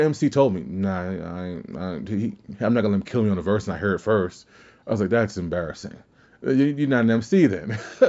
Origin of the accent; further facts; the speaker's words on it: Kenner, Louisiana, United States; I'm from Kenner, Louisiana, and people just say, "Where is that at?"